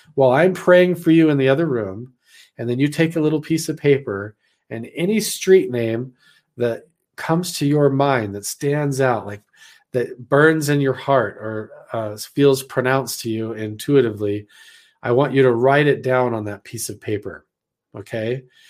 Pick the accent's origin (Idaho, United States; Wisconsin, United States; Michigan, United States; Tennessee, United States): Idaho, United States; moved away as an adult; I'm actually not from around here because I'm back from Idaho